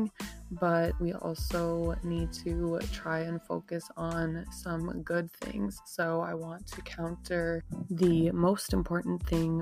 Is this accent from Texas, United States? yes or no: no; Minnesota, United States; I'm not from Brooklyn Center, but, you know, from Minnesota, very close by Brooklyn Center